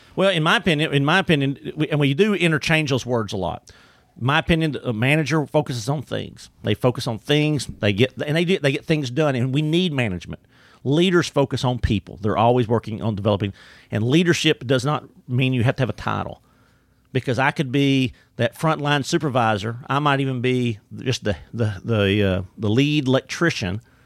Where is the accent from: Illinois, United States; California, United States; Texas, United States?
Texas, United States; Orangefield; I grew up in the Beaumont, Orange, Gulf Coast area in Orange Field, Texas